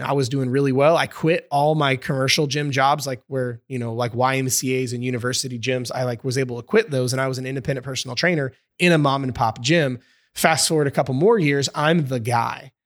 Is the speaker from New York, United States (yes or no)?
no; Indiana, United States; I'm from Indiana, over in the States